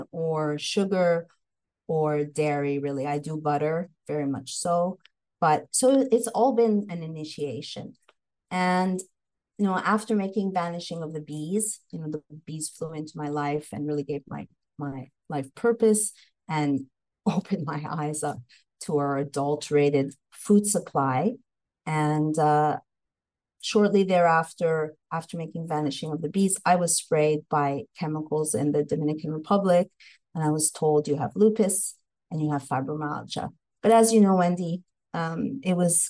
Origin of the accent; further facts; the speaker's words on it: Montreal, Quebec, Canada; moved away as an adult; also born or lived in Los Angeles, United States; So I hail from Montreal, Canada, and I came to Los Angeles. I was in LA for 23 years